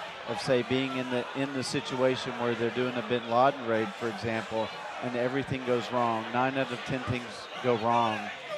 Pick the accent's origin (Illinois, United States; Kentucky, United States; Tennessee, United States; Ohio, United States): Tennessee, United States; East; I grew up in East Tennessee.